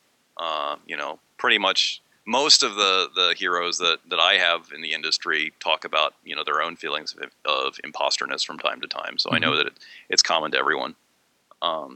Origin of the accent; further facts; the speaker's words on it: Maryland, United States; now in Pennsylvania, United States; I grew up in Maryland, but it's only like 50 miles away from where I live now